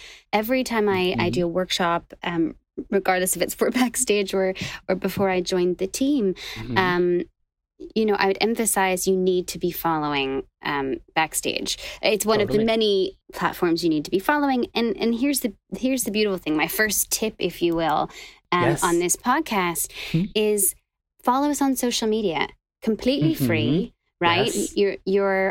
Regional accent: Northern Ireland, United Kingdom; moved away as an adult; now in New York, United States; I'm from Northern Ireland originally.

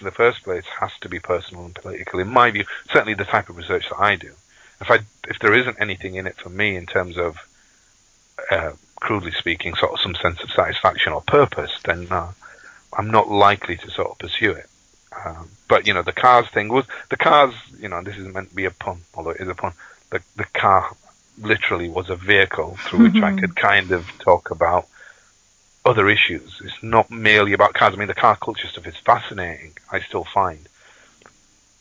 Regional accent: Bradford, Yorkshire and the Humber, United Kingdom; I was born and brought up in Bradford

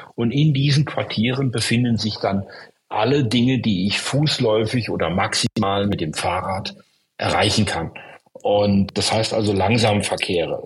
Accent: Stuttgart, Baden-Württemberg, Germany; ich komme ja aus Stuttgart, einer Stadt, die davon betroffen war

